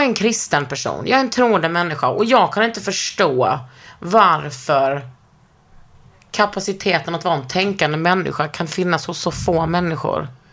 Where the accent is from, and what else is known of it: Lund, Skåne, Sweden; born or raised there